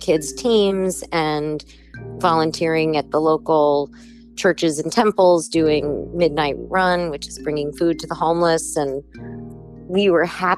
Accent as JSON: {"language": "English", "region": "New York", "country": "United States", "also_born_or_lived": "Los Angeles", "moved": "as an adult", "said": "I'm from New York, I love New York"}